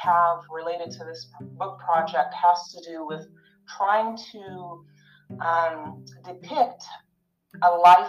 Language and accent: English; Wisconsin, United States; I was raised in Wisconsin